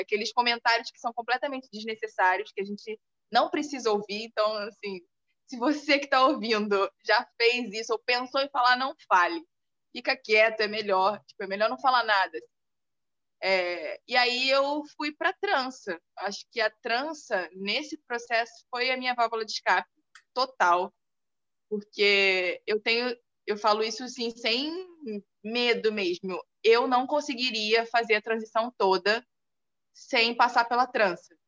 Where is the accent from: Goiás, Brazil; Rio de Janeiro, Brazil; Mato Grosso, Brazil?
Rio de Janeiro, Brazil; Nilópolis; moved away; eu vim de Nilópolis